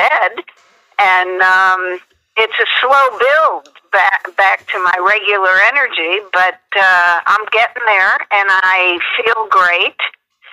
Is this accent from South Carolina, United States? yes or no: no; St. Louis, Missouri, United States; moved away as an adult; also born or lived in East Coast; now in Los Angeles, United States; I'm originally from St. Louis